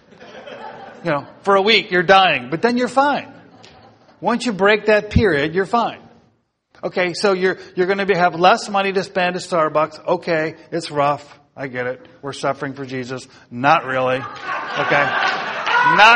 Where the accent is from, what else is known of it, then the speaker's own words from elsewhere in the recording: United States; as American Christians